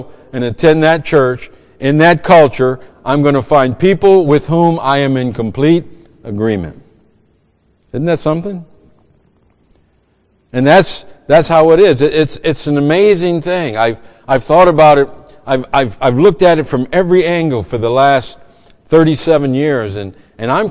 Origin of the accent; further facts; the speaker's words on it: Cajun, Louisiana, United States; moved away; I'm a Cajun.